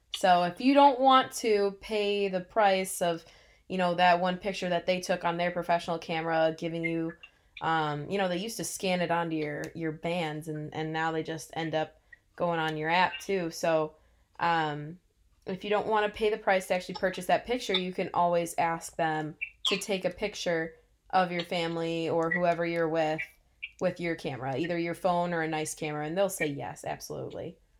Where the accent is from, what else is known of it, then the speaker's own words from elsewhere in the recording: Illinois, United States; I am from Illinois. We we are used to 30 below